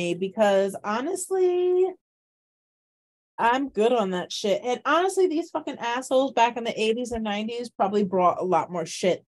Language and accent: English; Midwest, United States; born there; I was born in the Midwest.